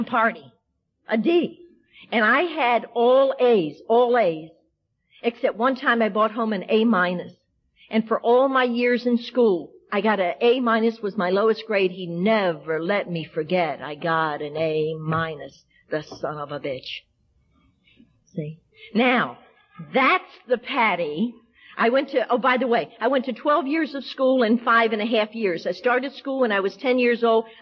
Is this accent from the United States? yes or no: yes; the South, United States; also born or lived in Washington, D.C.; I'm a Southerner by birth